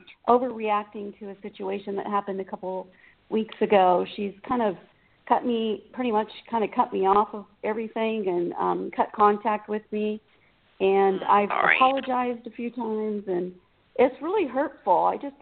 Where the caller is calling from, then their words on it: California, United States; I'm calling from California.